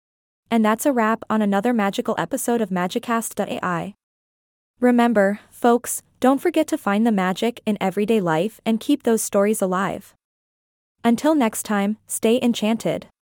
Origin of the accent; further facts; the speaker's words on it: India; You see, growing up in India, I was surrounded by these captivating folktales that were passed down from generation to generation.